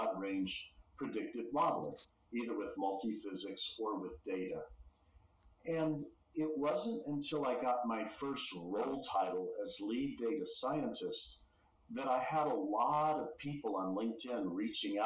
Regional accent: Texas, United States; born and raised in Texas

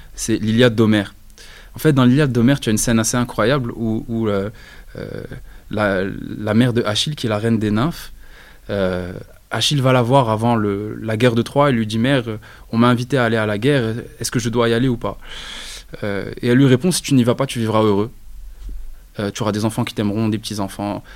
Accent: Rabat, Rabat-Salé-Kénitra, Morocco; moved away; also born or lived in Casablanca; je suis né à Rabat, je suis un rebâti de souche.

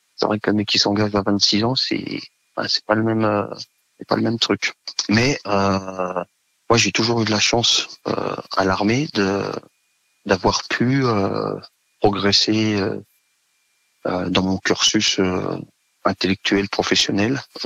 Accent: Savoie, Auvergne-Rhône-Alpes, France; moved away as an adult; je suis originaire de Savoie

